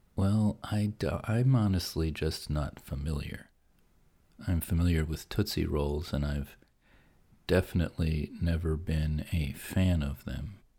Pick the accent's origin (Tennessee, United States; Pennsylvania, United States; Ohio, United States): Pennsylvania, United States; I grew up in Pennsylvania, and we had Hershey's chocolate because it was, you know, not just a national brand, but it was kind of a local thing.